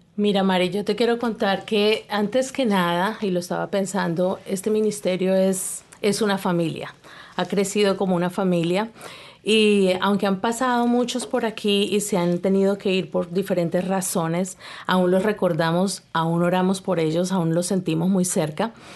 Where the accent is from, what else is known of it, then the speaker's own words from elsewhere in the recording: Colombia; now in Canada; yo soy colombiana.